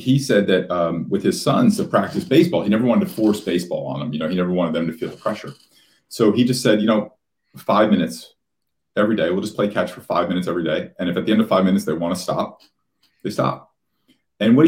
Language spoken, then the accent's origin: English; Union, New Jersey, United States; I grew up in Union, New Jersey, which is a very blue collar kind of working class town right outside of Newark and Elizabeth